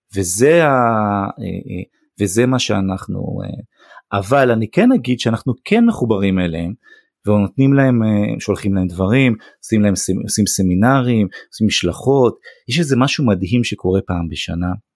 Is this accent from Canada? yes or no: no; Israel; also born or lived in United States